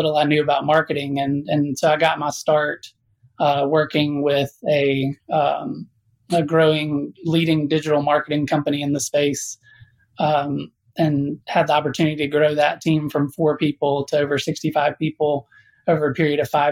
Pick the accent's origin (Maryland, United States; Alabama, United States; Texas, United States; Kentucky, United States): Alabama, United States; South; I was born in South Alabama